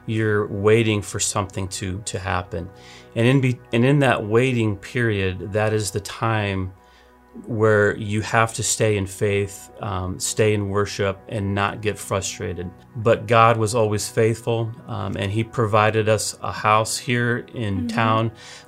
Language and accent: English; Milwaukee area / Eau Claire, Wisconsin, United States; moved away; also born or lived in Oklahoma; I did not want to move to Wisconsin. I'm originally from Wisconsin in the Milwaukee area, and then I lived in Eau Claire as a kid, but never wanted to move back up here.